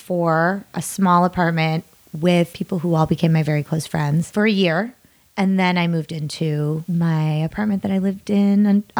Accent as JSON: {"language": "English", "town": "Darien", "region": "Illinois", "country": "United States", "also_born_or_lived": "Chicago, Illinois", "moved": "as an adult", "lives_now": "Los Angeles, United States", "said": "I'm from Chicago. I'm actually from Darien, Illinois, a suburb of Chicago."}